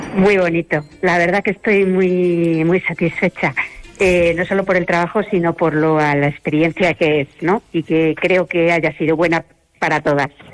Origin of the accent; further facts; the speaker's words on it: Madrid, Community of Madrid, Spain; moved away as an adult; now in Palencia, Spain; soy de Madrid, pero es que hace ya 30 años que vine aquí